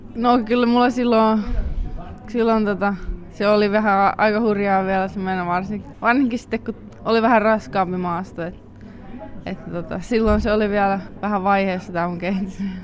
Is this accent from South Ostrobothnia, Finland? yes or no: yes; Kauhajoki, South Ostrobothnia, Finland; moved away as an adult; now in Belgium; mä tuun Kauhajoelta